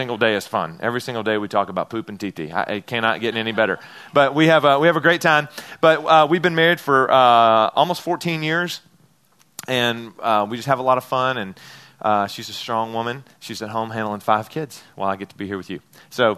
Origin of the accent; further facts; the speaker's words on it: Memphis, Tennessee, United States; I'm from Memphis, Tennessee